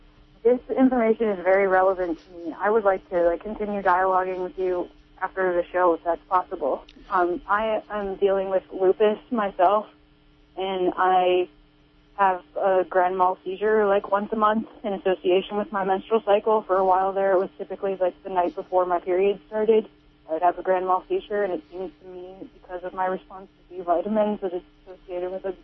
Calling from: Phillipsville, California, United States

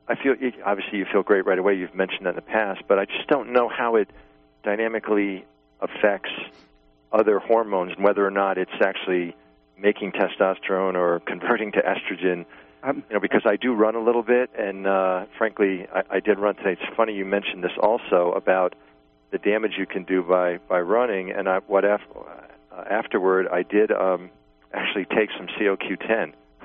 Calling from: New York, United States; I'm from New York.

